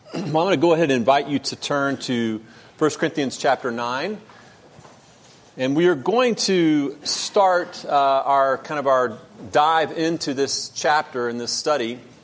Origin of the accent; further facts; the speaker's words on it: United States; I'm an American